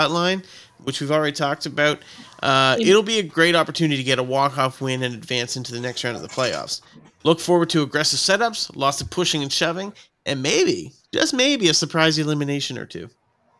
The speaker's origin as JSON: {"language": "English", "town": "Blackville", "country": "United States", "said": "Man, I'm from Blackville. That's 30 times the size of my town."}